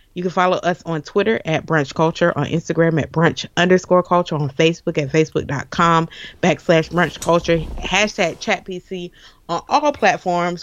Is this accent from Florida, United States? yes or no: yes; Jacksonville, Florida, United States; I am a Jacksonville native